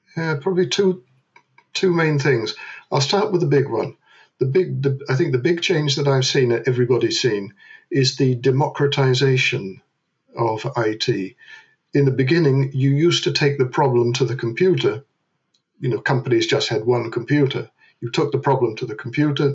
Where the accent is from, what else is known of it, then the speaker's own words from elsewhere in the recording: London, United Kingdom; moved away as an adult; now in Netherlands; I was born in London, uh, where I met a Dutch girl. We got married in London. I emigrated to the Netherlands